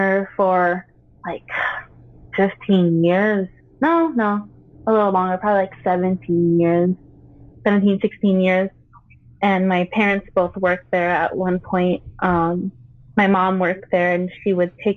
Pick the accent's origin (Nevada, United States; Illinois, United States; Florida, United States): Nevada, United States; Las Vegas; also born or lived in Philippines; I was born in the Philippines and moved here when I was 2. And I moved out here to Las Vegas